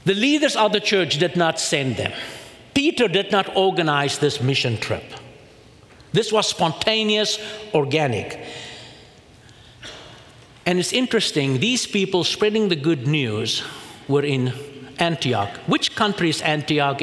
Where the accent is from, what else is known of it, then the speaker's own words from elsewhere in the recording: South Africa; I come from South Africa